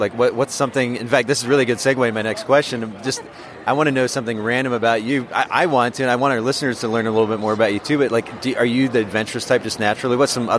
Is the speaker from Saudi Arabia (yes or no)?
no; Japan; now in United States; I grew up in Japan, and I like to think that it's lended perspective to my development as an individual